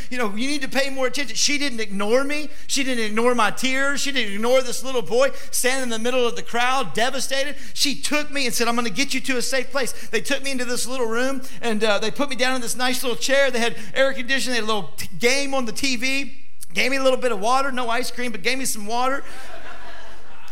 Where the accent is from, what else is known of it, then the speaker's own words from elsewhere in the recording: Louisville, Kentucky, United States; moved away; I'm from Louisville, Kentucky